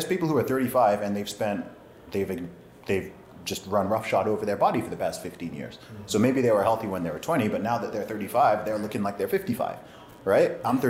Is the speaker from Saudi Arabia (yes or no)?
yes; Saudi Arabia; also born or lived in England; So I was born in England, raised in Saudi Arabia. My family background is from Nigeria.